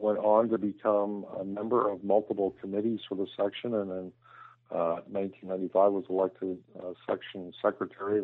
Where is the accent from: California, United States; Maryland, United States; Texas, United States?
Maryland, United States; Baltimore; I grew up in Southeast Baltimore